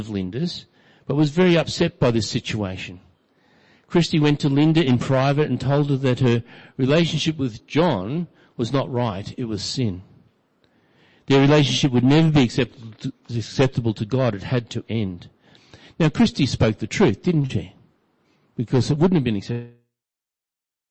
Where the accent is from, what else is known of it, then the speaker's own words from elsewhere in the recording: Brisbane, Queensland, Australia; growing up in Brisbane